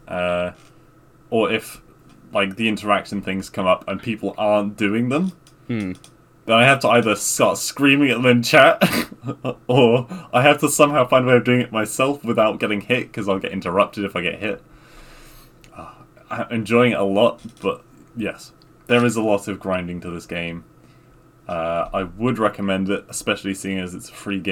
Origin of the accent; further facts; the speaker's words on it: England, United Kingdom; we just say in England